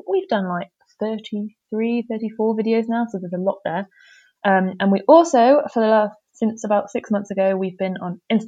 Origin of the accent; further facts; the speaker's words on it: United Kingdom; moved away as an adult; now in Germany; as a Brit